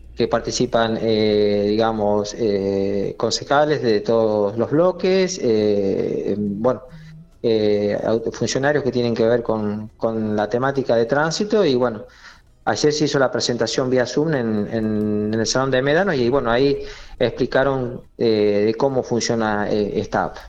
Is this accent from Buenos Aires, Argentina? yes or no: no; Monte Nievas, La Pampa, Argentina; also born or lived in Eduardo Castex; Yo soy de Montenievas y bueno, en Montenievas los que hicimos la secundaria fuimos fuimos a Castex